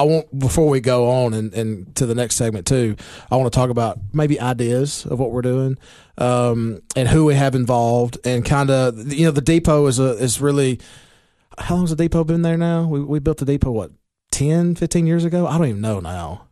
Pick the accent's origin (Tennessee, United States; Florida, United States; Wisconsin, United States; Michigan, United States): Tennessee, United States; Baxter; it's my hometown